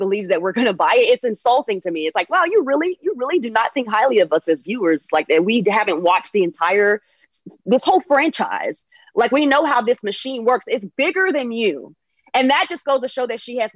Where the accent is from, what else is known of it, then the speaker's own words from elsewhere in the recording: North Carolina, United States; moved away as an adult; now in Los Angeles, United States; I'm from North Carolina.